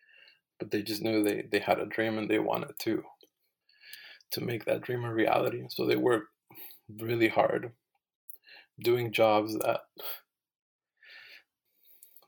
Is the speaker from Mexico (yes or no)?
yes; Nayarit, Mexico; also born or lived in Phoenix, Arizona; now in United States; I'm originally from Nayarit, Mexico. And so when I lived in Mexico, I was just Mexican.